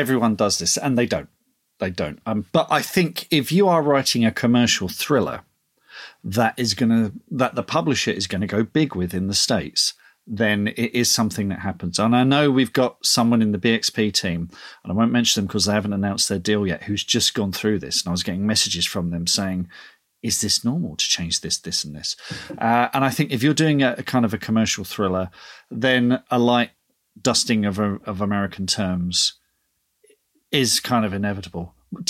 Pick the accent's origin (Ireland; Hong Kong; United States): Ireland; don't start giving me one star reviews because I use S's instead of Z's because I'm Irish. You know, this is how I write, kind of thing.